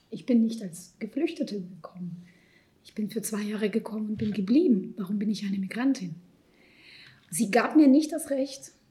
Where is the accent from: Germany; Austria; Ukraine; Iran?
Ukraine; Lviv, Lviv Oblast; born there; also born or lived in Israel; Ich bin in Lemberg geboren. Ich sage auch ganz explizit Lemberg, Lviv und nicht Ukraine. Ich bin dort geboren, dort kommt Teil meiner Familie her